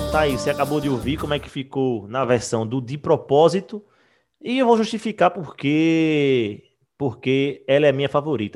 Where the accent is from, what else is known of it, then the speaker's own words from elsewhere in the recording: Recife, Pernambuco, Brazil; eu e Wagner nós somos de Recife, Pernambuco